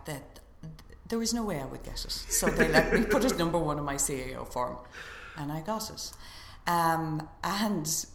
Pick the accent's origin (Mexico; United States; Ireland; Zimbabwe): Ireland; Galway, Connacht; I was from Galway